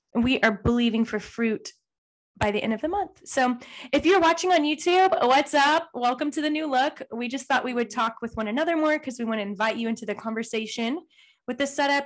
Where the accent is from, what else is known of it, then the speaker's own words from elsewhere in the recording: Texas, United States; we grew up in Texas